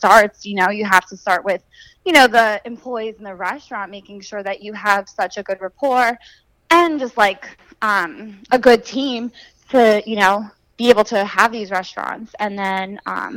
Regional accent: Pennsylvania, United States; moved away as an adult; I'm originally from Pennsylvania, and I actually went to school for elementary education. So I came down here about 6 years ago

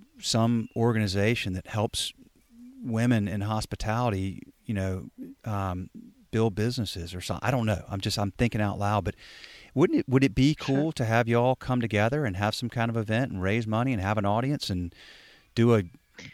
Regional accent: the South, United States; I'm from the South as a white male

